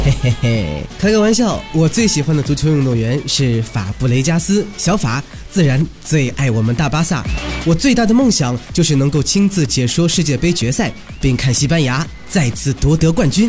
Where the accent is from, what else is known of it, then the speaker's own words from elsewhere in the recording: Shanghai, China; 我是一个上海人。